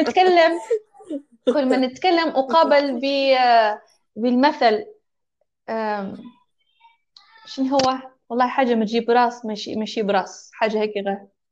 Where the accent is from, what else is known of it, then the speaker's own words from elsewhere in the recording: Libya; also born or lived in Tripoli; أني إنسانة مولودة وعايشة في ليبيا، هويتي ليبية